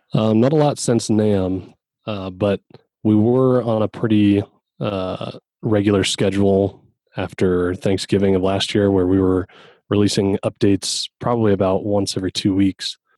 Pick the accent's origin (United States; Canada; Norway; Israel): United States; Colorado; I am also from Colorado